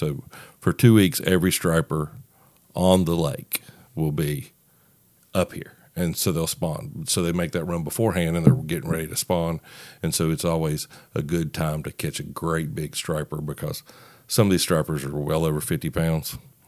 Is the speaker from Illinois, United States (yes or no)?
no; West Virginia, United States; moved away as an adult; now in Nashville, United States; I moved to Nashville from West Virginia about 3.5 years ago, and so this is one of the times, you know, we go home and meet and spend time with family.